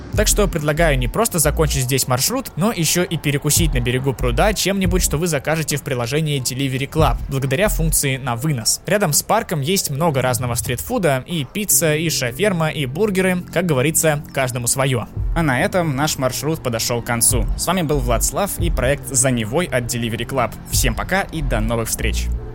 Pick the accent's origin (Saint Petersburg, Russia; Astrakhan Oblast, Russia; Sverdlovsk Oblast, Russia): Saint Petersburg, Russia; я, как истинный петербуржец